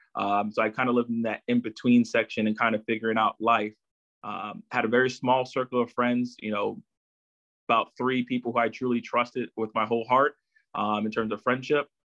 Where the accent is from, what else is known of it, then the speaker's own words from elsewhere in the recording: Chesapeake, Virginia, United States; also born or lived in Brooklyn, New York; I've lived here in Virginia, so most of my life. So I, I really have to claim, you know, Chesapeake, Virginia as, you know, my other hometown